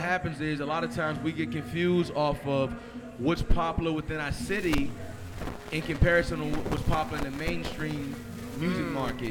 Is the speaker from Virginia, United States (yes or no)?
yes; Richmond, Virginia, United States; I'm from Richmond, born and raised